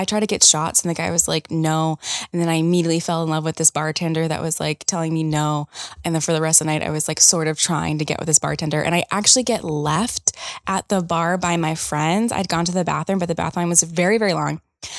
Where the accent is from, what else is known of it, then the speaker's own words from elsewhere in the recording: the South, United States; You know, I am from the South.